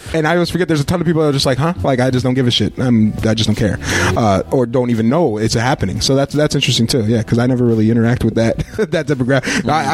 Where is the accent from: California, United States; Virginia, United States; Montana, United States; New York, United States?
New York, United States; Berne; moved away; I'm from Bern, by the way, Bern, New York. So rural